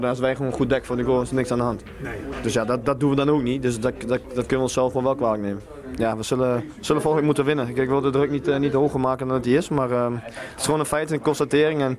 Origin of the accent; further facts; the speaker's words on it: Veenoord, Drenthe, Netherlands; En mijn oude clubje, want ik, ik kom uit Veenhoord.